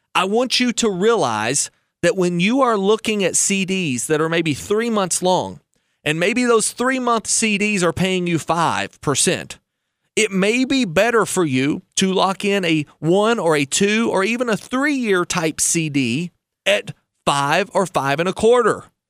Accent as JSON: {"language": "English", "country": "United States", "said": "as an American"}